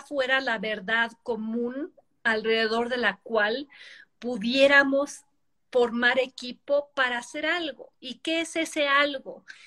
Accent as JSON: {"language": "Spanish", "country": "Mexico", "said": "soy ciudadana mexicana"}